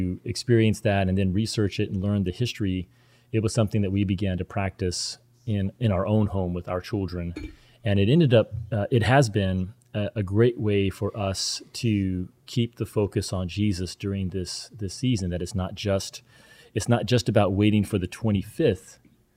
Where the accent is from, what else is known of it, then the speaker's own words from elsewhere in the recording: the Bible Belt, United States; even though I grew up in the Bible Belt